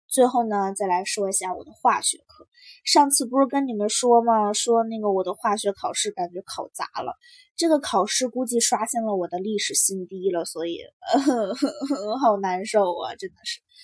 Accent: China; now in United States; 作为一个中国人

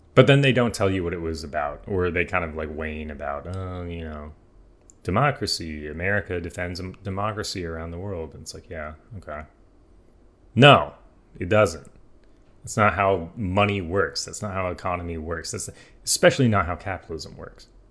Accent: United States; I'm American.

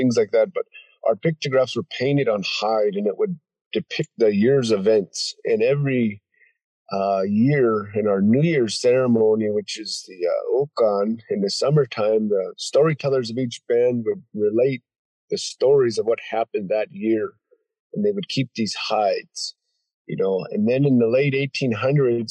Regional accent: Browning, Montana, United States; moved away as an adult; now in Kalispell, United States; I'm from Browning, Montana, Blackfeet Reservation

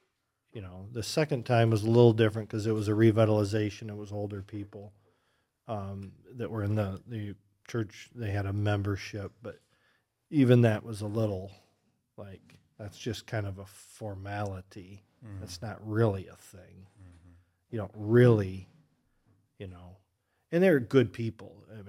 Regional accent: Oregon, United States; now in Michigan, United States; Growing up in Oregon, they had no conception of another church of any stripe.

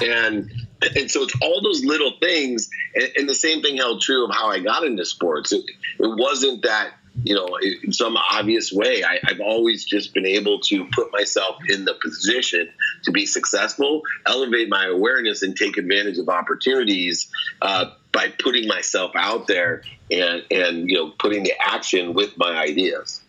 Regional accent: San Diego, California, United States; also born or lived in Akron, Ohio; when I was 17, 18, I was living in San Diego, although I was born in Akron, Ohio

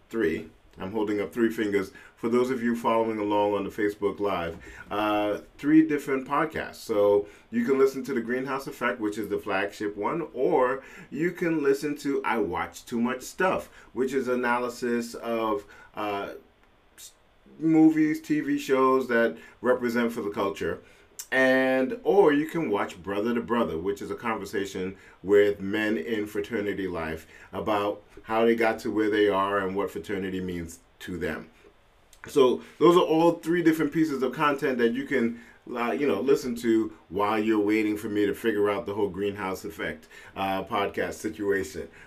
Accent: London, United Kingdom; born there; I am a British citizen. Uh, I uh, I was

